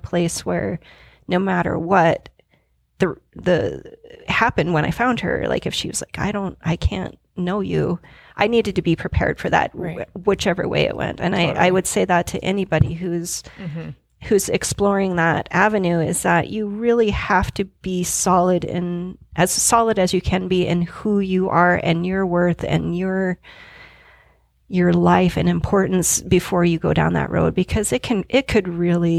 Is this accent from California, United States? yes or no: no; Billings, Montana, United States; I was born on October 29th, 1975 in Billings, Montana